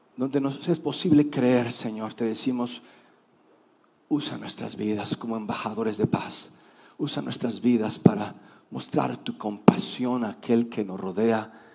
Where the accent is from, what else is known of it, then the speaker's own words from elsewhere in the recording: Mexico; hemos aportado los mexicanos